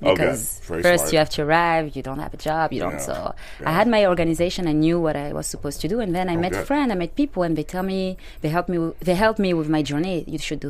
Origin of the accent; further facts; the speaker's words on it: Bordeaux, Nouvelle-Aquitaine, France; English is a second language; moved away as an adult; also born or lived in Germany / Africa; now in Los Angeles, United States; I grew up in France